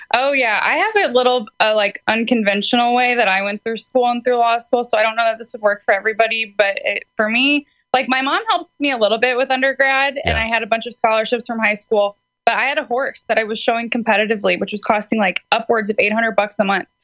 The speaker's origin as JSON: {"language": "English", "town": "St. Louis", "region": "Missouri", "country": "United States", "said": "I am from St. Louis, Missouri"}